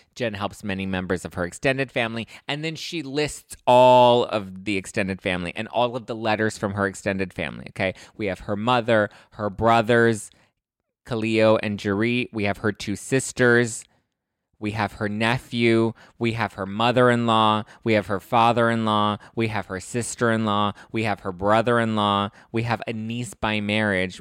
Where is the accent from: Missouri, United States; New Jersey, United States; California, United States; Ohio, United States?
California, United States; Los Angeles; I grew up in East L A. I grew up in the, in the dirty streets of Los Angeles.